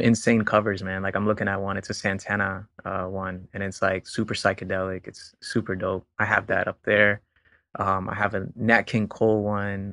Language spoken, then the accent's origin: English; Puerto Rico; now in Florida, United States; I was born in Puerto Rico.